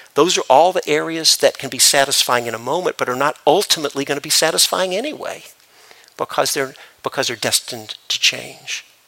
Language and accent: English; Memphis, Tennessee, United States; I grew up in Memphis, Tennessee